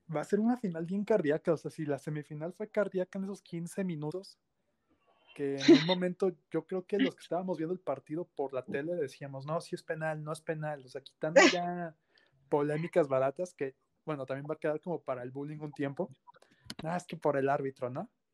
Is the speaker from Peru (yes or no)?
no; León, Guanajuato, Mexico; yo soy de León